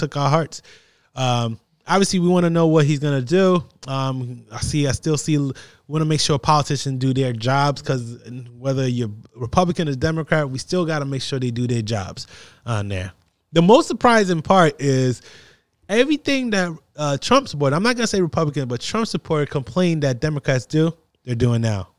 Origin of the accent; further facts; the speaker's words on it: New Jersey, United States; I'm from New Jersey